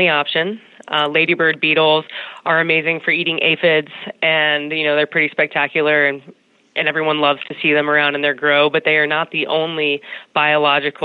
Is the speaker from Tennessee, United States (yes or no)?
no; North Carolina, United States; I grew up in North Carolina, which is one of the largest states for agricultural business in the United States.